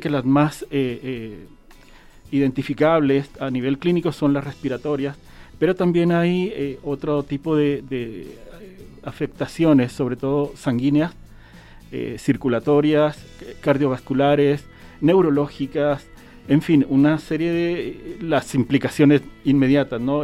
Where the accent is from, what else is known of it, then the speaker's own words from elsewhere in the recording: Chile; now in Jalisco, Mexico; yo soy chileno